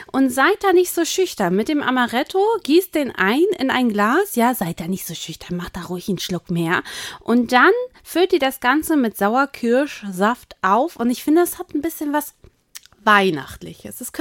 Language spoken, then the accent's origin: German; East Germany, Germany; Ich darf das als Ossi sagen.